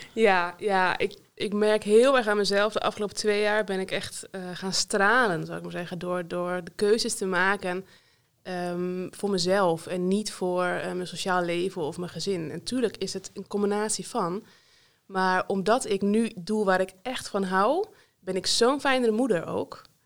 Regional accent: North Holland, Netherlands; moved away as an adult; also born or lived in Leeuwarden / Friesveen, near Almelo; now in Vriezenveen, Netherlands; Ik ben, oorspronkelijk kom ik dus uit Noord-Holland

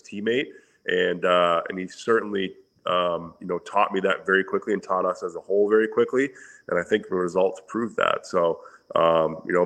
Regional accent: Windsor, Ontario, Canada; back where I grew up in Windsor

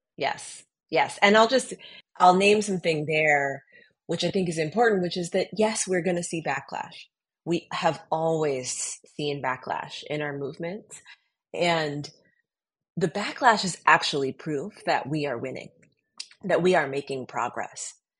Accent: Colorado, United States; the experience of growing up in Colorado

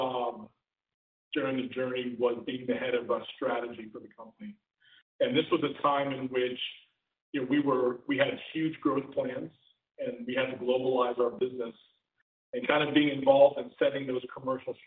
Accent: Philadelphia, Pennsylvania, United States; moved away; also born or lived in Chicago area; I'm originally from the Philadelphia area. I also lived outside of Chicago for about 4 years.

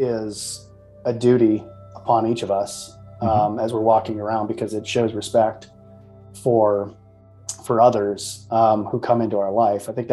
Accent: Midwest, United States; I'm from the Midwest, so passive aggressiveness is the way we sort of live

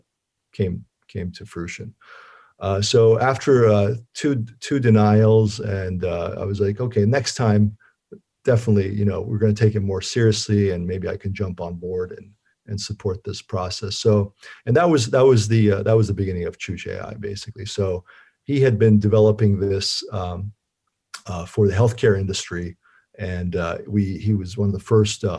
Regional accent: Turkey; moved away; I'm from Turkey originally and went back to my home country

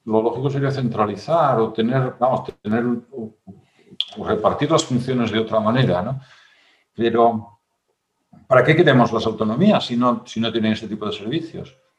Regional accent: Asturias, Spain; en mi tierra acaban de hacer el, bable oficial, ¿no? no sé qué bable será, no sé si será, el gallego de mi pueblo o el, o somedano

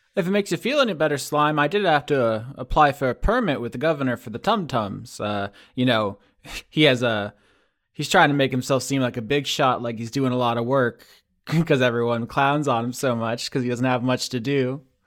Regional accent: Florida, United States; moved away as an adult; now in Pennsylvania, United States; I had moved there from Florida, where I lived my entire thirty years so far

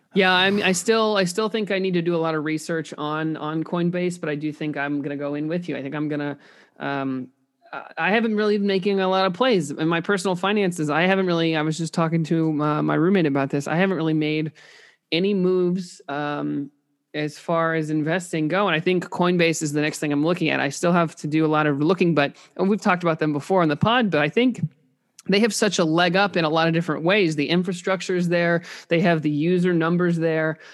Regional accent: Indiana, United States; growing up in Indi, uh, Indiana

